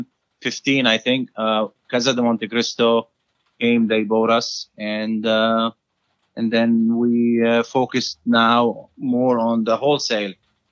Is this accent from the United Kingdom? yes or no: no; Lebanon; now in United States; We came from Lebanon.